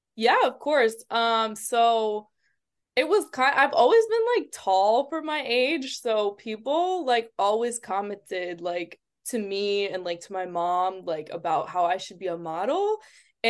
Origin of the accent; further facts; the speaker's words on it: Springfield, Massachusetts, United States; i'm from eh, the area is called springfield in massachusetts so okay it's in, like not by boston at all it's like two hours away